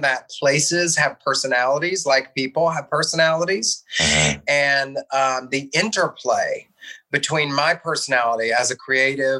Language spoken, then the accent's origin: English; Louisville, Kentucky, United States; I was born in Louisville, Kentucky